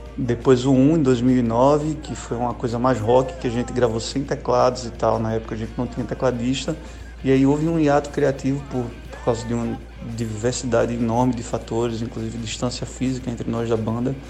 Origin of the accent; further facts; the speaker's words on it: Pernambuco, Brazil; accent: pernambucano; pelo meu sotaque pernambucano mesmo de falar